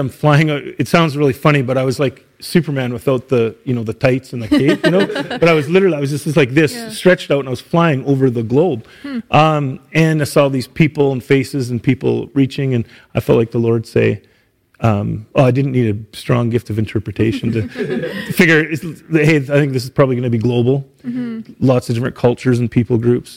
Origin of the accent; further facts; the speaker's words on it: Saskatchewan, Canada; moved away as an adult; now in Edmonton, Canada; I grew up in Saskatchewan.